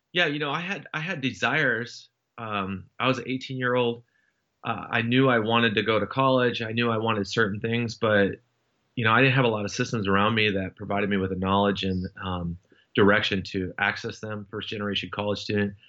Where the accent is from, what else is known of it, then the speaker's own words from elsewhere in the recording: Seattle, Washington, United States; moved away as an adult; I, I grew up in Washington State for the most part, uh, from the Seattle area